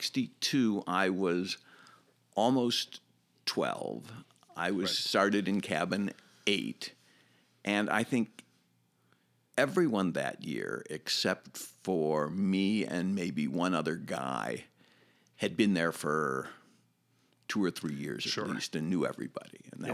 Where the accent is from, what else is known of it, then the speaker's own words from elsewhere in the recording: Chicago, Illinois, United States; I grew up in South Shore, about 7400 South.